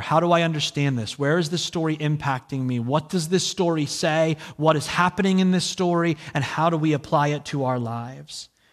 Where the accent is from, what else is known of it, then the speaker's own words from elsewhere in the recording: New Jersey, United States; I'm from New Jersey